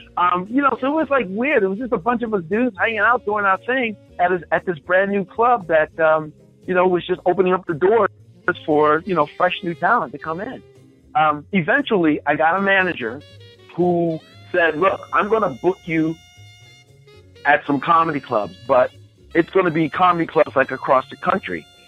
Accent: Baltimore, Maryland, United States; moved away as an adult; also born or lived in Florida; I'm from Baltimore, Maryland

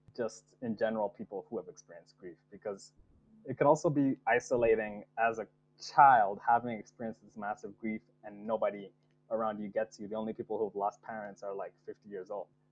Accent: Nigeria; moved away as an adult; I was I was born in Nigeria, and like adopted into the Yoruba and Igbo peoples by like my like uncles and aunties um, in Nigeria

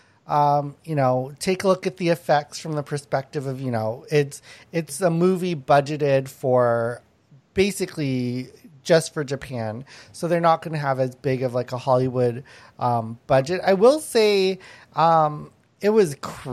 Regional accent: Canada; as a Canadian

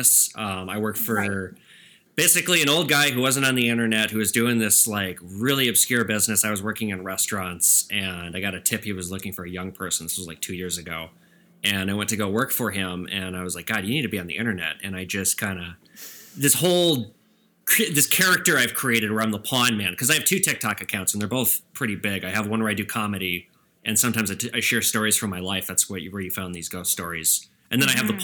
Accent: Edina, Minnesota, United States; now in Minneapolis, United States; I'm from Edina, Minnesota

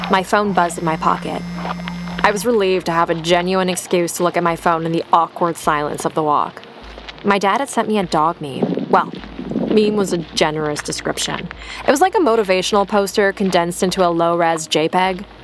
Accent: Cleveland, Ohio, United States; I'm from Cleveland.

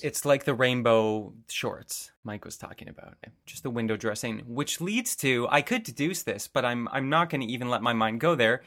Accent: suburb of Toronto, Ontario, Canada; coming from, you know, a suburb of Toronto

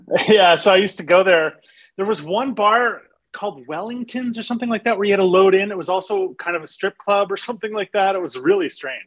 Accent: Montreal, Quebec, Canada; I'm from Montreal, so I thought my French would be a lot better

